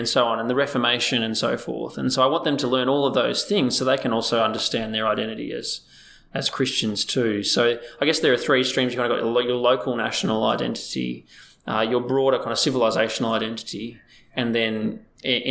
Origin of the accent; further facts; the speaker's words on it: Australia; we're such a multicultural society.